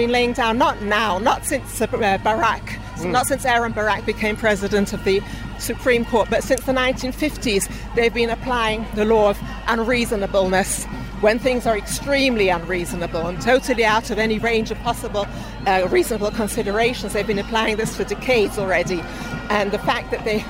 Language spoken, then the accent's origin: English; London, United Kingdom; now in Israel; Originally from London, but I've been here for about 50 years